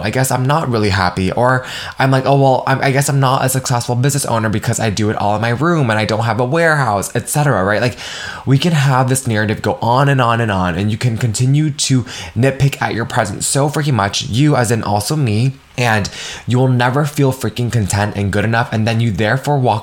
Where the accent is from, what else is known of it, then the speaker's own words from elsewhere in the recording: United States; how I was raised being Vietnamese American